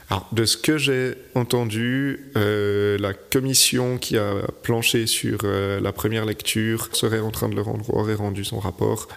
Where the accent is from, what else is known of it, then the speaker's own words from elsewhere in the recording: Vaud, Switzerland; moved away as an adult; now in Troistorrents, Switzerland; moi je suis vaudois d'origine